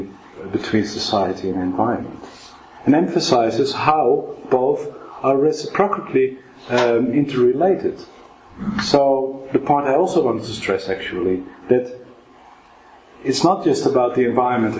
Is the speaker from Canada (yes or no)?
no; Netherlands; now in Oxford, United Kingdom; I'm from Holland